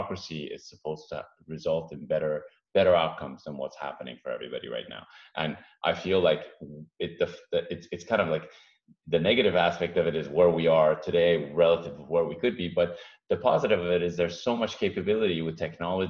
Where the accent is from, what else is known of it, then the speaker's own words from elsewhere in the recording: Iran; now in United States; I'm an immigrant myself, first generation. My parents picked this country, the U.S., because of the Constitution and the rules and democracy. I came from Iran